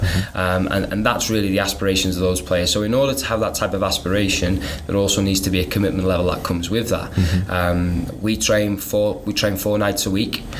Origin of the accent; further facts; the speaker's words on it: North Wales, United Kingdom; now in United States; born and raised in North Wales